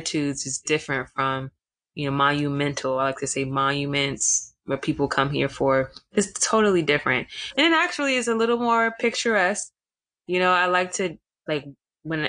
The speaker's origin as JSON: {"language": "English", "town": "Washington", "region": "District of Columbia", "country": "United States", "tie": "born or raised there", "also_born_or_lived": "Atlanta", "said": "I was born and raised in Washington, D.C."}